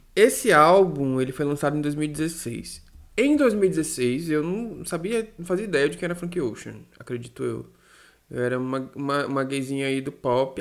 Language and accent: Portuguese; Salvador, Bahia, Brazil; daqui da minha terrinha, do meu país, Salvador